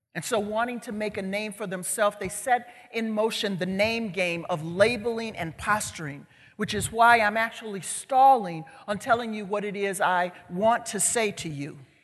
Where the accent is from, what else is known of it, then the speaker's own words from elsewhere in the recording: Chicago, Illinois, United States; I'm from Chicago. I grew up on Chicago's south side in a community called West Chatham